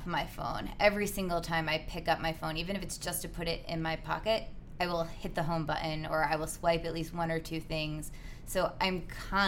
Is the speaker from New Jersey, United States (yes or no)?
yes; New Jersey, United States; moved away as an adult; also born or lived in Washington, D.C.; now in London, United Kingdom; I was raised in New Jersey, but I'm actually moved to London from Washington, D.C.